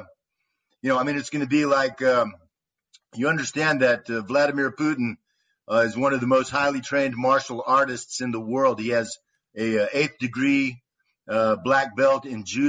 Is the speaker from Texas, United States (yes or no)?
yes; Austin, Texas, United States; moved away as an adult; now in Donetsk, Ukraine; I'm from Austin, Texas